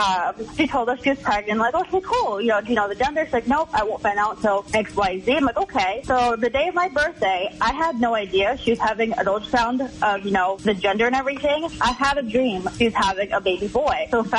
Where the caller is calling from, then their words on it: Winthrop, Maine, United States; Calling from Winthrop, Augusta.